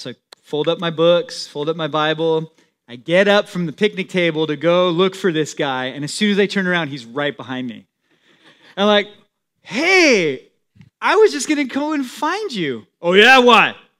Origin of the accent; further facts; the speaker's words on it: San Diego, California, United States; also born or lived in Temecula, California; I grew up in San Diego